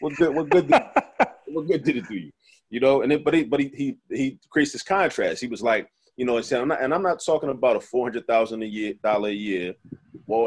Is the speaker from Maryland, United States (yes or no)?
yes; Baltimore, Maryland, United States; growing up in Baltimore